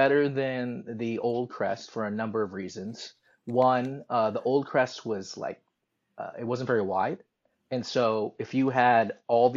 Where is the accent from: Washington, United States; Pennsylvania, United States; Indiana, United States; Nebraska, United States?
Washington, United States; Seattle; I grew up in South Seattle